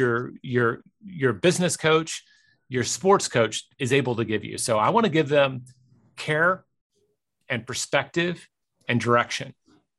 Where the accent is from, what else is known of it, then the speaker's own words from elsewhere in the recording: Memphis, Tennessee, United States; my hometown team, the Grizzlies